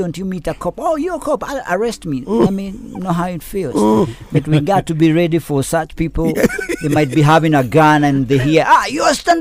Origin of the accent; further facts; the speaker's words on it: Kenya; I'm a Kenyan